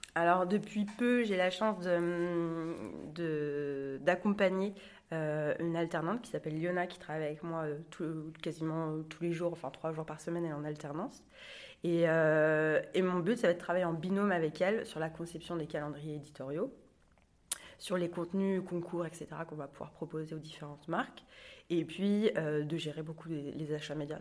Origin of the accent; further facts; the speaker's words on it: Angers, Pays de la Loire, France; moved away as an adult; now in Nantes, France; Je suis originaire d'Angers